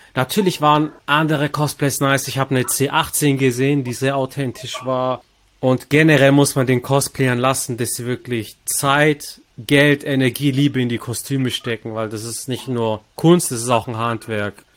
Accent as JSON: {"language": "German", "town": "Stuttgart", "region": "Baden-Württemberg", "country": "Germany", "said": "Ich bin als Stuttgarter"}